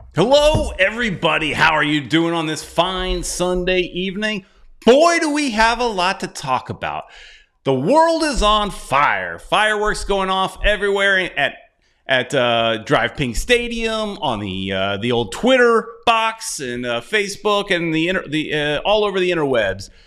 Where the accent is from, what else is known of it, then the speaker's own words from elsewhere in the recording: United States; I'm American